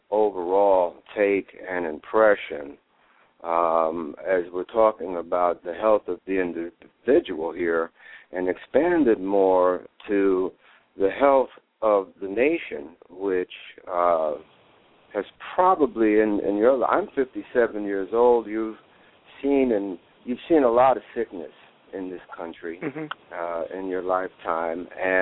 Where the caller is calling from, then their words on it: New York City, New York, United States; I'm calling from New York City.